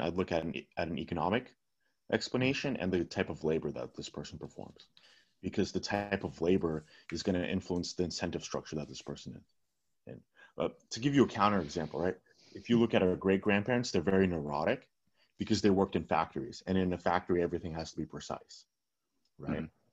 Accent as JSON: {"language": "English", "region": "California", "country": "United States", "tie": "born or raised there", "first_language": "Russian", "second_language": "English", "said": "I grew up in California"}